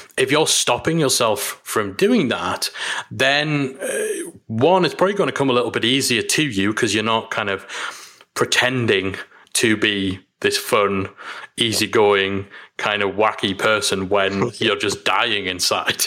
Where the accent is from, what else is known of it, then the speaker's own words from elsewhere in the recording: Newcastle upon Tyne, North East England, United Kingdom; here in Newcastle. It's my hometown